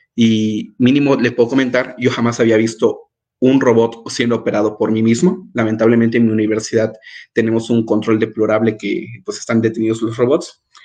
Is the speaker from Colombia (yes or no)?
no; Acayucan, Veracruz, Mexico; moved away as an adult; also born or lived in Yucatán / San Luis Potosí / Guadalajara; yo soy de Acayuca, en Veracruz, un pueblo al sur del bellísimo estado de Veracruz